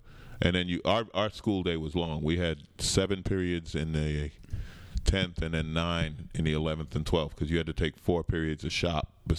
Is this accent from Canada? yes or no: no; New York, United States; I grew up in New York. Grew up in Queens, St. Albans.